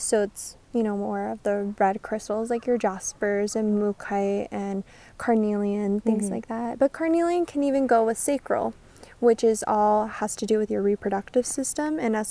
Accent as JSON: {"language": "English", "region": "Missouri", "country": "United States", "tie": "born or raised there", "moved": "yes", "lives_now": "Las Vegas, United States", "said": "I was born here, but I grew up in Missouri."}